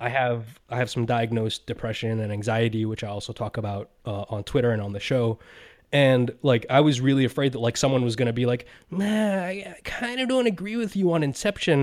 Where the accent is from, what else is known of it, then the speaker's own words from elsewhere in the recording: United States; I'm an American